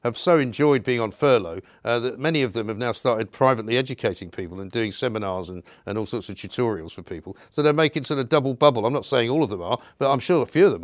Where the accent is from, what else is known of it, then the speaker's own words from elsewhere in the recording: London, United Kingdom; Rosecroft Avenue, which happens to be the place I was born in North London